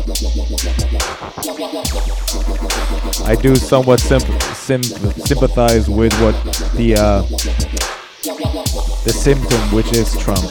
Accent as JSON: {"language": "English", "country": "United States", "said": "As an American"}